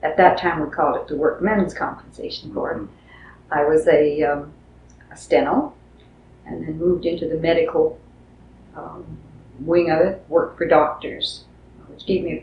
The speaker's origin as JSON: {"language": "English", "town": "Edmonton", "region": "Alberta", "country": "Canada", "tie": "born or raised there", "said": "I was born in Edmonton"}